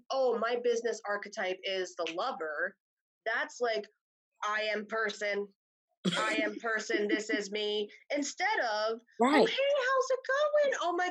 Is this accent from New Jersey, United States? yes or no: yes; New Jersey, United States; I'm from New Jersey.